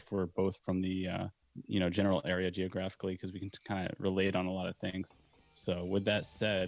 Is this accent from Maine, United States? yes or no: yes; Maine, United States; We're from Maine.